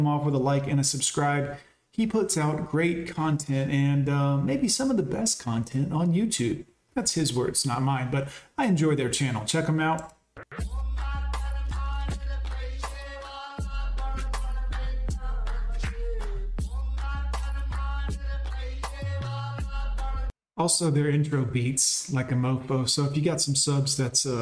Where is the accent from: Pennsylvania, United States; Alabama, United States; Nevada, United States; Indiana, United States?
Alabama, United States; I'm from Alabama